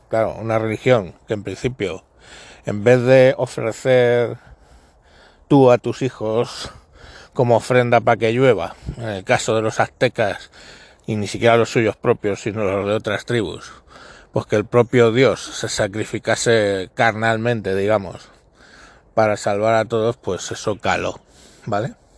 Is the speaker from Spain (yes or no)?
yes; Spain; los españoles